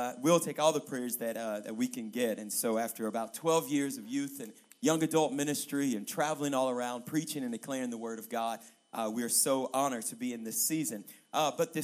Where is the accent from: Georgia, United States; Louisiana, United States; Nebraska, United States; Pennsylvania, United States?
Louisiana, United States; moved away as an adult; now in Colorado Springs, United States; I am from Louisiana, way down south. The dirty, dirty south is what we call it. But I come to you by way of Colorado. I moved to Colorado about 7.5 years ago, Colorado Springs